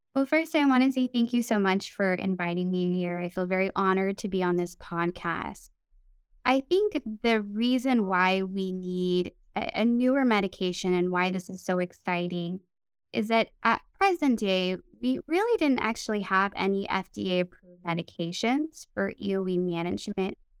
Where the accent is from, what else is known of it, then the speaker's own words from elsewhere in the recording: Midwest, United States; now in California, United States; I grew up in the Midwest